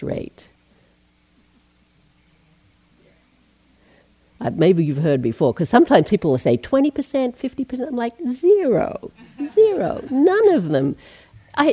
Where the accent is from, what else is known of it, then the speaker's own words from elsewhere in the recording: Australia; also born or lived in Asia / England; now in United States; I'm Australian, born in Australia, left there in 1980